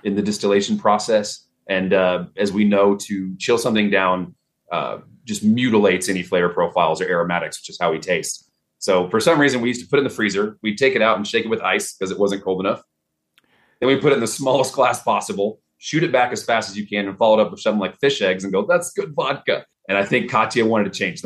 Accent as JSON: {"language": "English", "town": "Dallas", "region": "Texas", "country": "United States", "accent": "Texas", "moved": "yes"}